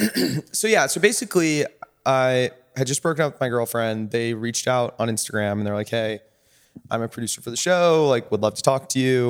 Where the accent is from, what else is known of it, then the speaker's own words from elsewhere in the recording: Orange County, California, United States; moved away as an adult; also born or lived in Williams College, Massachusetts / San Francisco; I grew up in Orange County